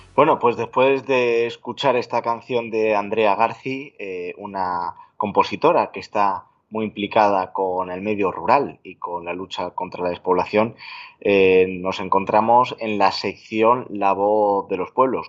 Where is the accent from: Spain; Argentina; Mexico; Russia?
Spain; El Arenal, Castile and León; yo en mi pueblo, en el Arenal